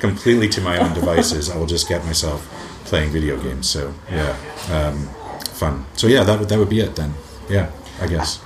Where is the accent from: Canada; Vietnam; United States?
Canada; moved away as an adult; also born or lived in England; now in United Kingdom; I was born in England, raised in Canada, and then moved back